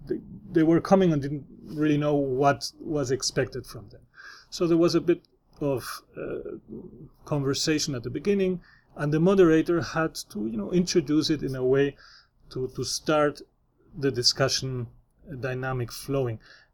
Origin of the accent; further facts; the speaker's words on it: Spain; accent: neutral Spanish; English is a second language; My background is an immigrant background in Spain, and this will be identified. My accent is very neutral in Spanish. It is Spanish accent, but it's neutral. It cannot be identified from a particular region.